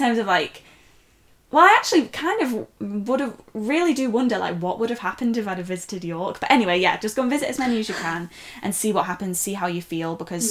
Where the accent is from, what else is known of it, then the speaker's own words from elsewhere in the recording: North West England, United Kingdom; So for anyone that doesn't know, and you wouldn't know because it doesn't sound like I am, I grew up near Liverpool.